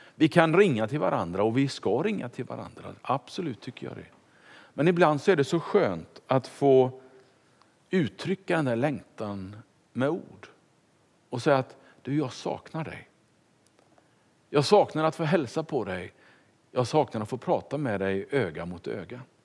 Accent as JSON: {"language": "Swedish", "town": "Kungälv", "region": "Västra Götaland", "country": "Sweden", "tie": "born or raised there", "also_born_or_lived": "Stockholm / Finspång / Tranås / Ekerö", "moved": "as an adult", "lives_now": "Vallentuna, Sweden", "said": "Det blev hem till Kungälv, där jag är uppfödd"}